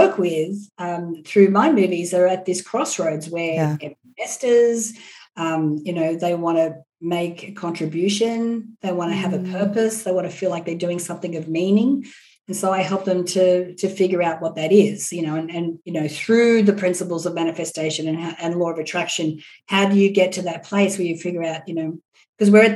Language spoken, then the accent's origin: English; Australia; now in Los Angeles, United States; I'm Australian